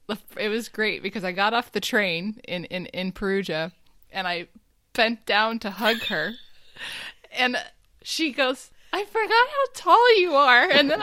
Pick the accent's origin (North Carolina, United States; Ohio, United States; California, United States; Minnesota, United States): California, United States; Los Angeles; now in Germany; No, I'm from Los Angeles.